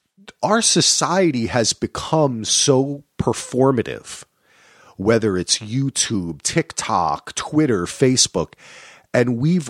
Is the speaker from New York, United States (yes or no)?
no; New Jersey, United States; I grew up in New Jersey